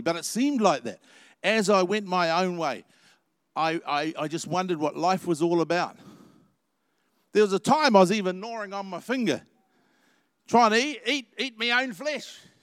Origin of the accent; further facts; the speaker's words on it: New Zealand; I hope I'm a New Zealander